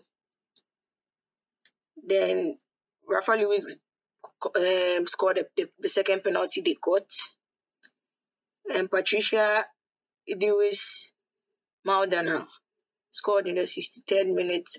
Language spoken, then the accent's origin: English; Ghana; I'm a Ghanaian